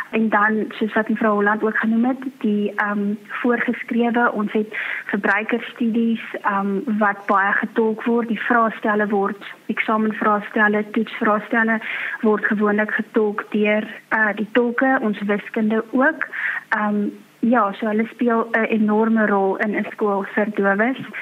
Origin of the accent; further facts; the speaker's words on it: Free State, South Africa; now in Worcester, South Africa; ek is van die Vrystaat